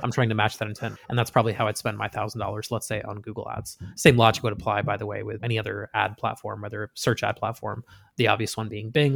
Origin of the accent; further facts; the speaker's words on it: Western Massachusetts, United States; moved away; growing up in Western Mass